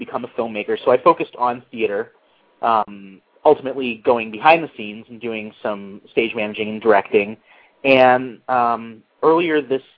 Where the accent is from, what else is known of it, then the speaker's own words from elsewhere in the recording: Massachusetts, United States; I was a child actor back in Massachusetts where I grew up.